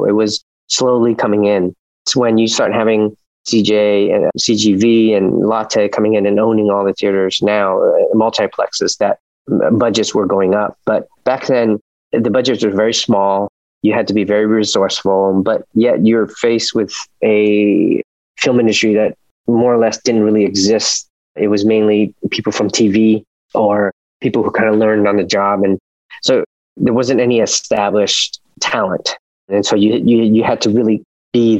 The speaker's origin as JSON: {"language": "English", "area": "Orange County", "region": "California", "country": "United States", "tie": "born or raised there", "also_born_or_lived": "Vietnam", "said": "as an immigrant growing up in Orange County"}